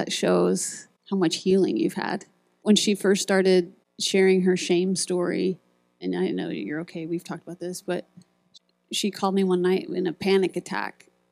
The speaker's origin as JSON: {"language": "English", "region": "Iowa", "country": "United States", "tie": "born or raised there", "said": "I grew up in Iowa"}